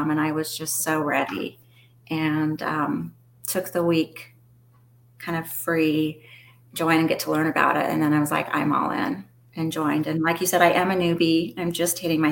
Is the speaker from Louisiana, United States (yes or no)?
no; Phoenix, Arizona, United States; also born or lived in Utah / Portland, Oregon; I was born and raised here in Phoenix, Arizona